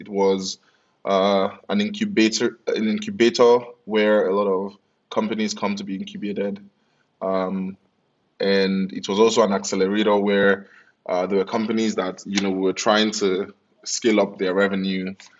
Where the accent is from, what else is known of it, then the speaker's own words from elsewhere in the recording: Lagos, Nigeria; also born or lived in United Kingdom; My parents required that I moved back to Lagos to do that.